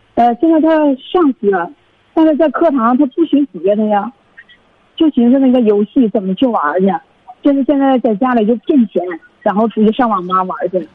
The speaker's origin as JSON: {"language": "Chinese", "region": "Heilongjiang", "country": "China", "said": "我是黑龙江的听众"}